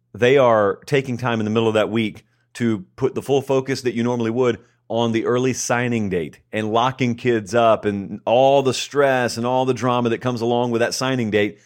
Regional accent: Columbus, Georgia, United States; moved away as an adult; now in Nashville, United States; I grew up in Columbus, Georgia, which is right on the Chattahoochee River

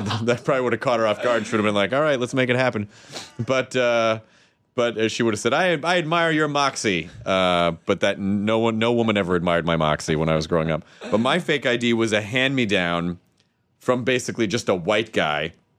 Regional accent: Santa Rosa, California, United States

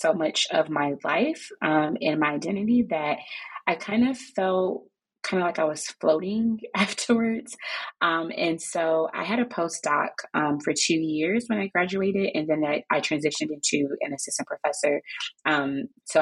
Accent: Chicago, Illinois, United States; now in Maryland, United States; I am originally from Chicago, and I live here in Maryland with my husband and my three kids.

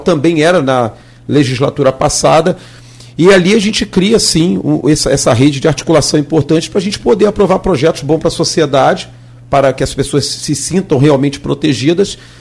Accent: Nova Iguaçu, Rio de Janeiro, Brazil; Eu sou da, da, terra de Nova Iguaçu, nasci e criado em Nova Iguaçu

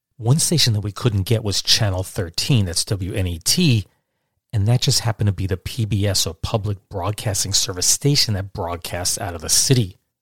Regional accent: Catskill Mountains, New York, United States; born or raised there; also born or lived in Brooklyn, New York

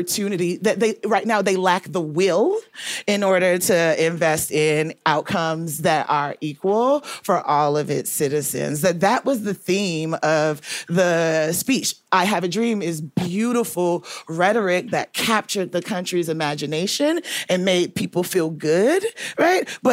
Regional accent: Atlanta, Georgia, United States; I grew up in Atlanta

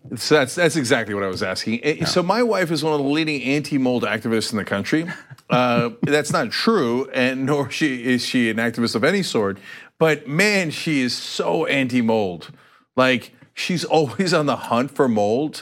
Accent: Turkey; moved away; I am from Turkey

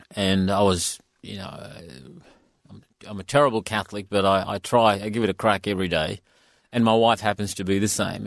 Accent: India; now in Perth, Australia; I come from India

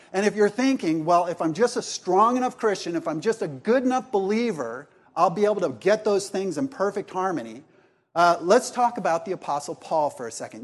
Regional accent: Laguna Beach, California, United States; also born or lived in Columbia, South Carolina; I was raised in Laguna Beach

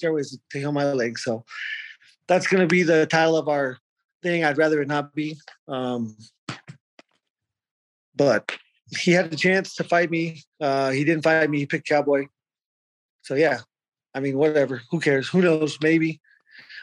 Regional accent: Arizona, United States; I'm from Arizona

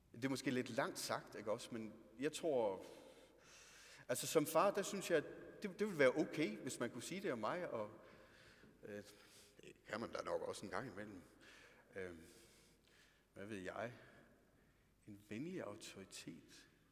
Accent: Denmark; Vi er nogle danskere, er vi.

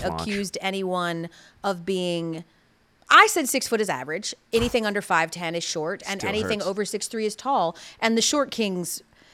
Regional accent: Atlanta, Georgia, United States; I'm from Atlanta.

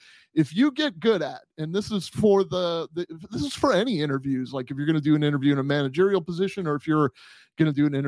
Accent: Puerto Rico; I mean, I grew up in Puerto Rico and my dad played professional cricket.

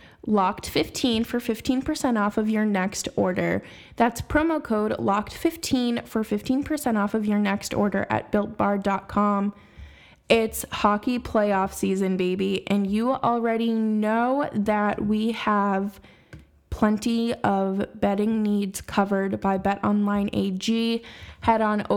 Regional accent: Boston, Massachusetts, United States; my hometown team

